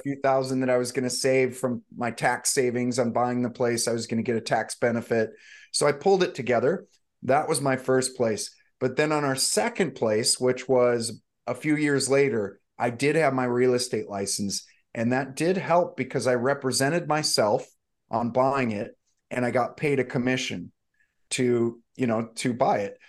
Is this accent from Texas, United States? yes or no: no; St. Louis, Missouri, United States; moved away as an adult; also born or lived in Malibu, California; now in Santa Barbara, United States; I grew up actually in the Midwest, in Saint Louis, Missouri, mostly